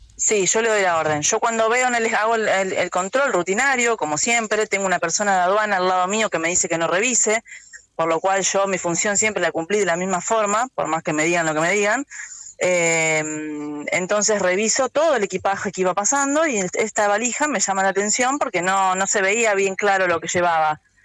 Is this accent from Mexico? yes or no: no; Argentina; todavía tenía esa, cosa de pueblo, ¿no? De donde soy criada